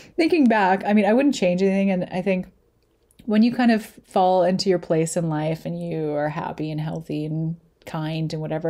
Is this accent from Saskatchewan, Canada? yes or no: no; Lethbridge, Alberta, Canada; also born or lived in Calgary; I moved away to Calgary from Lethbridge when I was seven or eight, and then moved back when I was fifteen